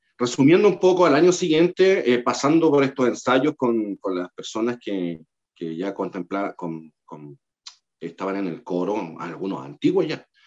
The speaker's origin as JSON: {"language": "Spanish", "town": "Concepción", "region": "Biobío", "country": "Chile", "said": "yo, soy penquista, yo soy de Concepción"}